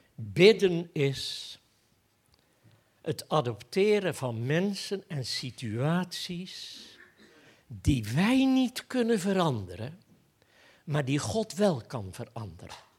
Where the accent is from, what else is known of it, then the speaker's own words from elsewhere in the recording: Goes, Zeeland, Netherlands; now in Apeldoorn, Netherlands; Ik ben opgegroeid in Goes